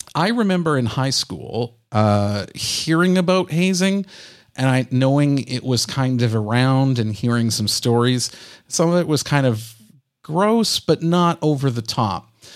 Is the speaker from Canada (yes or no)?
yes; Canada; I'm a Canadian